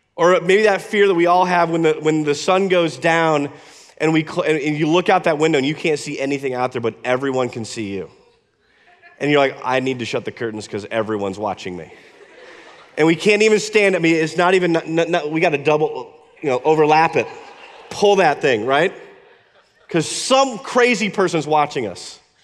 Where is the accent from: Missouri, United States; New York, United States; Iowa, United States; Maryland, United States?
Iowa, United States; moved away; When I was a kid, I grew up in Iowa